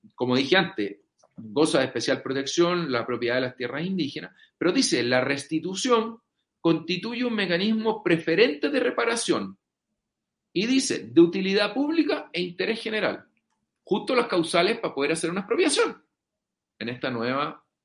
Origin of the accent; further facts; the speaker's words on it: Chile; nosotros como chilenos